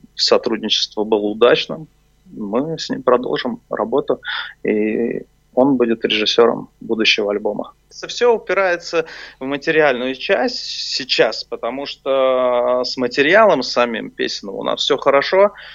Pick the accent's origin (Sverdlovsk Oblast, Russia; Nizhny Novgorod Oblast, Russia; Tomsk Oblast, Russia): Nizhny Novgorod Oblast, Russia; Nizhny Novgorod; now in Moscow, Russia; мне, как нижегородцу